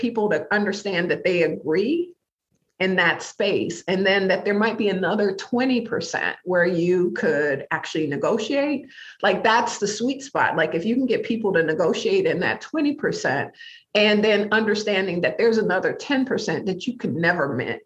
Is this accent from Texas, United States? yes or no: no; Detroit, Michigan, United States; moved away as an adult; now in Minnesota, United States; I was living a really meaningful life in my hometown of Detroit